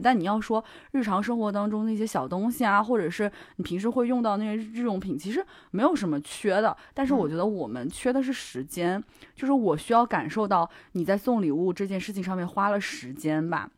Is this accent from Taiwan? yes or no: no; China; 我们中国人